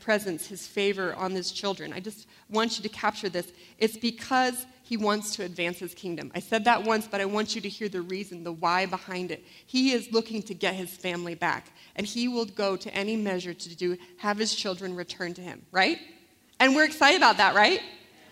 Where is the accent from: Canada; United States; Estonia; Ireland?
United States; Florida; I grew up in Florida